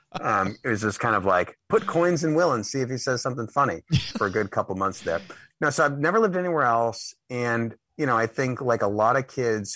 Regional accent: Boston, Massachusetts, United States; I'm from Dorchester. Okay. I'm still in Boston. I live in Rosendale now, so I'm still in the city, just a different part. Yeah, I mean, I've, you know, blessing and curse, never lived anywhere else

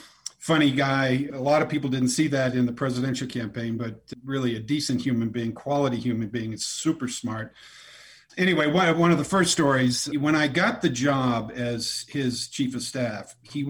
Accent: Winchester, Massachusetts, United States; accent: Boston; moved away as an adult; also born or lived in Washington, D.C.; I grew up in Boston, right outside north of Boston, in Winchester.

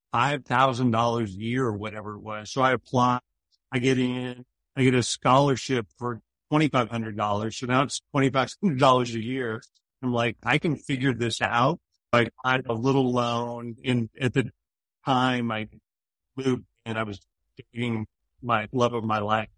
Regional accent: Poway, California, United States; I grew up in Poway, California, which is uh, in North County, San Diego

